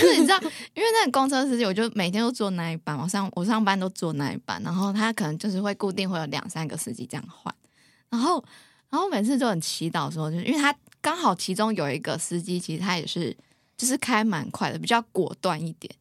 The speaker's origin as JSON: {"language": "Chinese", "town": "Taipei", "country": "Taiwan", "tie": "born or raised there", "moved": "as an adult", "lives_now": "Taichung, Taiwan", "said": "我从小就在台北，新北市生活"}